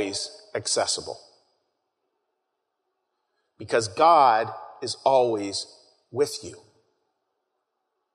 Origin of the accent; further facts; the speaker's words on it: Pittsburgh, Pennsylvania, United States; moved away; I'm from Pittsburgh